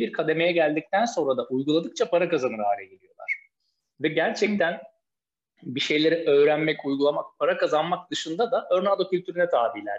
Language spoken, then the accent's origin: Turkish; Tekirdağ, Turkey; now in Istanbul, Turkey; Üsk, İstanbul'da oturuyorum. Tekirdağlıyım